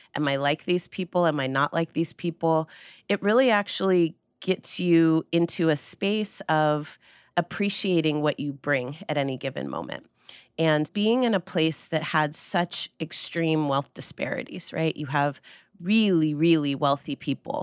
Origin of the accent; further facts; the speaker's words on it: Marin County, California, United States; Marin County, which is where I grew up.